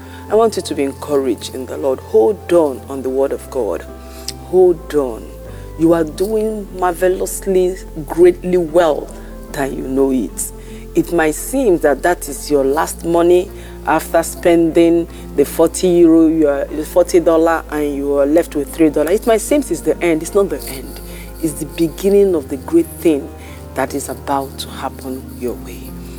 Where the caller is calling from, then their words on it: France; I'm calling in from France.